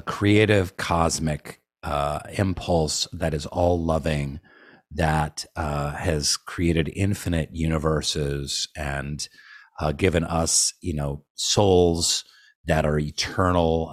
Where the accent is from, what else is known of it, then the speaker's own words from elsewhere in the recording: Seattle, Washington, United States; also born or lived in Nicaragua; I was born and raised in Seattle for the most part. We spent three years in, uh, Nicaragua